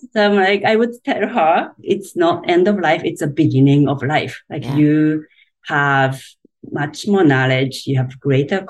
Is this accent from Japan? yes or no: yes; Japan; English is a second language; moved away as an adult; now in United States; I grew up in Japan, and if you know anything about Japan, it's a pretty traditional society